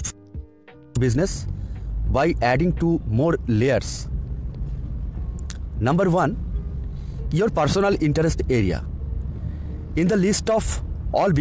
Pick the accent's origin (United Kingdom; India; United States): India; from India